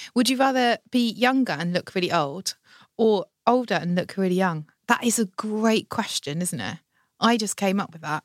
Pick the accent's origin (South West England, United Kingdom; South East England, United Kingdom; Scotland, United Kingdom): South East England, United Kingdom; Margate; also born or lived in Broadstairs; That's my hometown, Margate